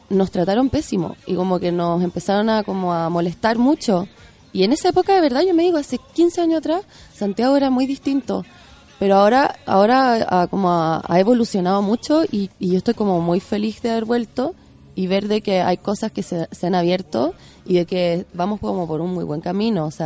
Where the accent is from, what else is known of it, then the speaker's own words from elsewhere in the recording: France; born there; also born or lived in Chile; yo nací en Francia también y teníamos en mi casa como otra